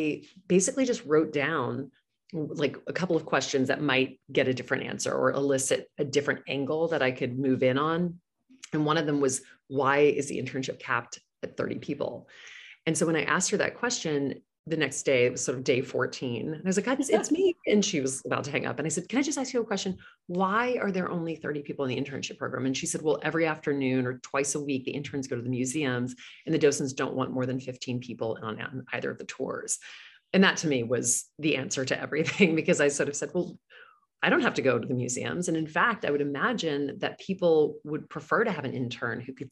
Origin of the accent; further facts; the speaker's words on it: Louisiana, United States; moved away as an adult; now in New York City, United States; I grew up in Louisiana